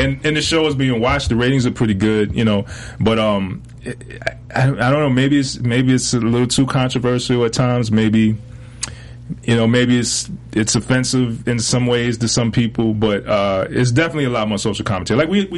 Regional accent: Fayetteville, North Carolina, United States; also born or lived in Philadelphia; Well, no, I grew up in Fayetteville, North Carolina, affectionately known as Fayetteknow.

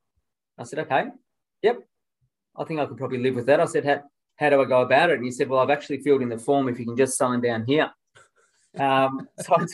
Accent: Melbourne, Victoria, Australia; I was born and bred in Camberwell

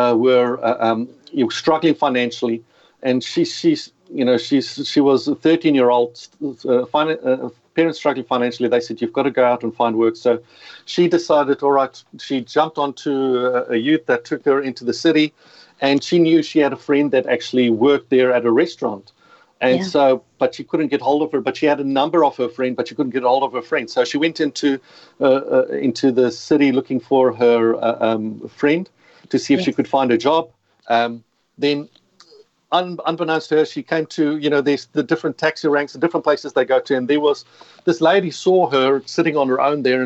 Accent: South Africa; accent: South African; moved away as an adult; now in Australia; as you can hear the accent, you've got to excuse it, but South African. So in case people are wondering, who is this guy? It doesn't sound Australian. I've been living in Australia for 20 years, but I've realized my accent's going to stay with me forever.

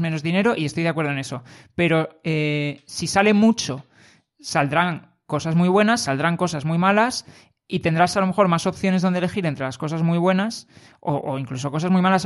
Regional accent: Madrid, Community of Madrid, Spain; somos de Madrid

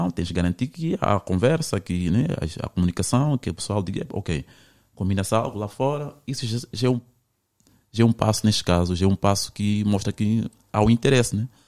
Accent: Mozambique; eu, eu, eu sou de Moçambique, eu vim

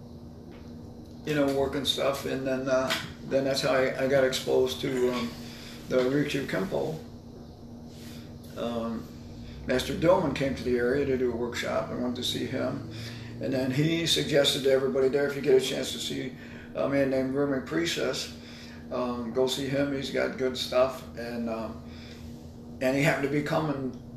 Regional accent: Kansas, United States; I grew up in Kansas

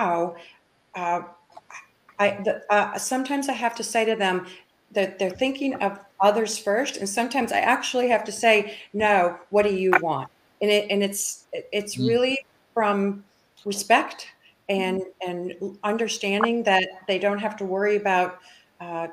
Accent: Minneapolis, Minnesota, United States; moved away as an adult; also born or lived in Dallas, Texas; I grew up in Minneapolis, Minnesota, and I moved into Dallas in 1982

